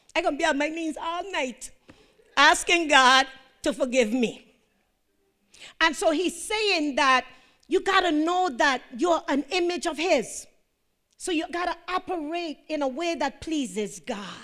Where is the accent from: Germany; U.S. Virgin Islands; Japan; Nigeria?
U.S. Virgin Islands; I'm from Saint John